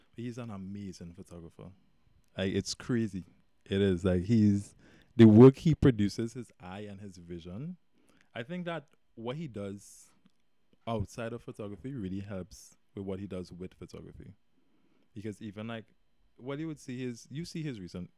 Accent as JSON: {"language": "English", "town": "Sangre Grande", "country": "Trinidad & Tobago", "tie": "born or raised there", "said": "I was born here right in Trinidad in San uh uh-huh. Randy. I grew up there my life"}